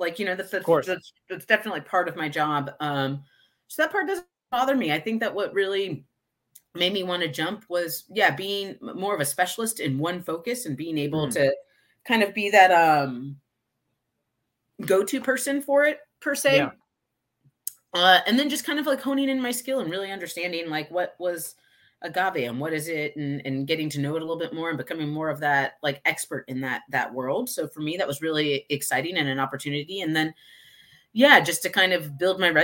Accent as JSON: {"language": "English", "town": "Houston", "region": "Texas", "country": "United States", "tie": "born or raised there", "lives_now": "Austin, United States", "said": "I'm in Austin, but I was born and raised in Houston."}